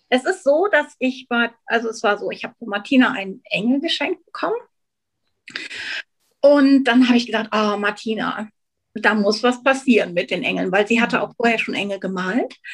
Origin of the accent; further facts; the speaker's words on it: Hanover, Lower Saxony, Germany; moved away as an adult; now in Switzerland; Ich bin wie die Maren aus Hannover und habe mir einen Traum erfüllt und einen Kindheitstraum und bin in die Schweiz gegangen.